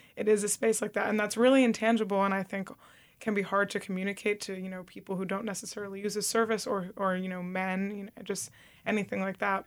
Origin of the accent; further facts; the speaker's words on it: suburban New Jersey, United States; now in New York, United States; growing up in suburban New Jersey